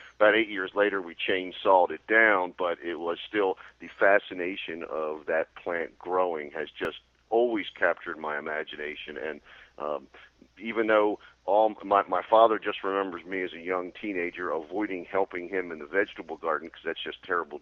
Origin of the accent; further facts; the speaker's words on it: Baltimore, Maryland, United States; when I was 7 or 8 years old growing up in Baltimore